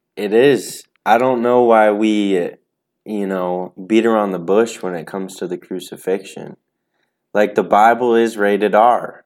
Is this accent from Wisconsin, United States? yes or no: yes; Racine, Wisconsin, United States; I'm from Racine, Wisconsin